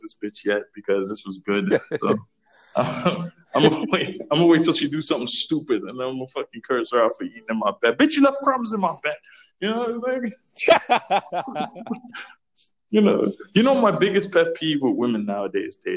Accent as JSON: {"language": "English", "country": "Trinidad & Tobago", "tie": "born or raised there", "moved": "yes", "said": "I'm from Trinidad"}